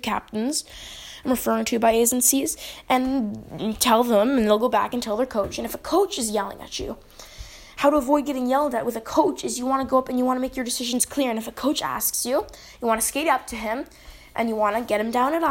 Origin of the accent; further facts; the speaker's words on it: Canada; I'm from Canada